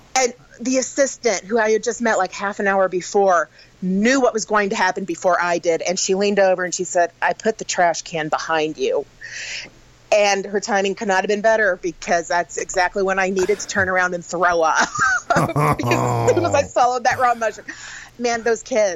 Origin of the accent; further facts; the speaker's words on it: Sedalia, Missouri, United States; I grew up in Sedalia, Missouri.